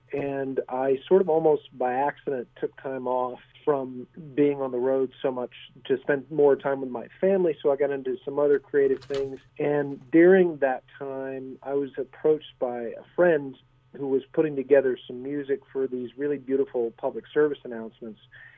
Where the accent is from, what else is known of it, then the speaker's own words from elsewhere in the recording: United States; also born or lived in Germany; I grew up overseas mainly. I'm an American, but my parents were teachers for military dependents in Europe, and I happened to be there when the Iron Curtain fell